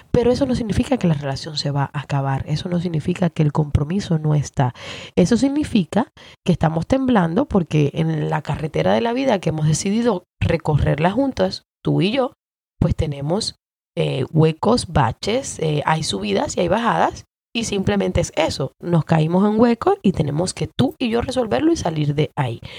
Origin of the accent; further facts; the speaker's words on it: Cuba; Entonces yo tiraba mis canitas al aire como buena cubana